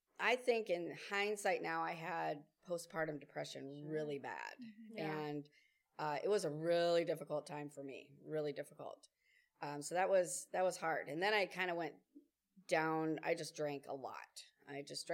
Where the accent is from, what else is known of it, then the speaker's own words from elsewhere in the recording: Fremont, California, United States; moved away as an adult; also born or lived in San Diego, California; now in Minnesota, United States; I grew up in California in the Bay Area, in Fremont